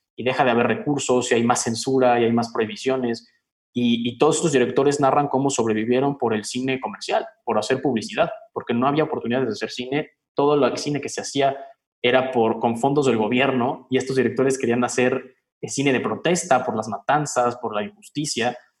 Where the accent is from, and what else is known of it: Mexico